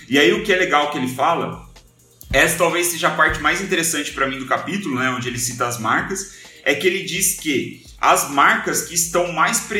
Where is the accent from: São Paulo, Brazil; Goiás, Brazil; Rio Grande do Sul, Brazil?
São Paulo, Brazil; São José dos Campos; eu tô falando de São José dos Campos, que eu sou de São José dos Campos.